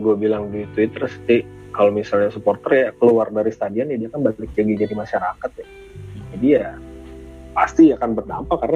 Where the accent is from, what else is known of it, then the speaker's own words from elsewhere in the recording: Tangerang, Banten, Indonesia; also born or lived in Jakarta; sebenarnya bukan orang asli Jakarta juga sih gue aslinya Tangerang sebenarnya cuma lahir di Jakarta